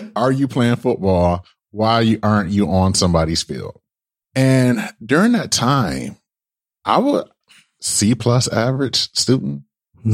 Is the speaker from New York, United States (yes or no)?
no; Detroit, Michigan, United States; So I transferred to a school back home in Michigan, right? Well, you know, like I said, I'm from Michigan